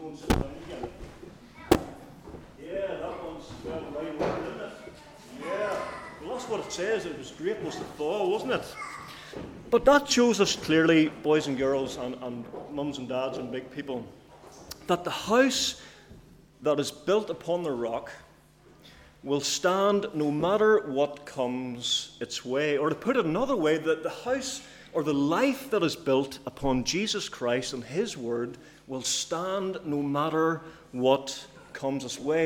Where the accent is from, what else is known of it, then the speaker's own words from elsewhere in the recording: Cookstown, Northern Ireland, United Kingdom; I'm from Cookstown, by the way, in case you're wondering. Uh, it's not a local accent. It's from from up north